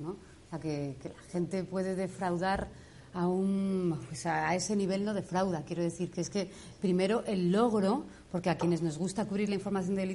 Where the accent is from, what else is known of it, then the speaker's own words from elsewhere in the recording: Argentina; now in Spain; soy argentina y me fui de un país corrupto